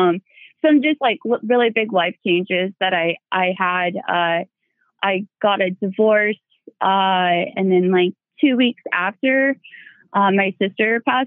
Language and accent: English; Iowa, United States; I'm from Iowa